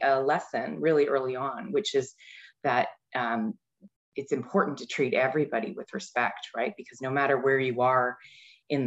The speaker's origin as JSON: {"language": "English", "town": "Mississauga", "region": "Ontario", "country": "Canada", "tie": "born or raised there", "said": "I grew up in Mississauga"}